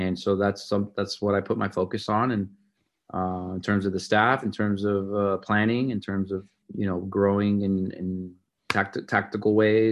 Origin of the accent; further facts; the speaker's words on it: Miami, Florida, United States; now in Dallas, United States; I grew up in Miami, Florida